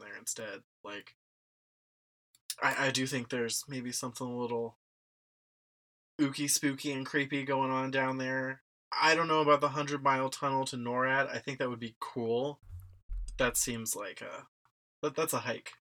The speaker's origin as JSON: {"language": "English", "town": "Cincinnati", "region": "Ohio", "country": "United States", "tie": "born or raised there", "said": "I grew up in Cincinnati."}